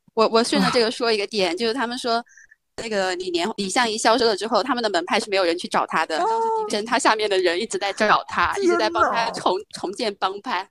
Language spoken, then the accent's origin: Chinese; China; 我们中国人自己的智慧